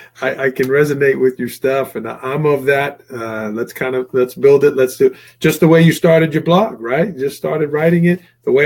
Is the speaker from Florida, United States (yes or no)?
no; New York City, New York, United States; I'm a guy from Staten Island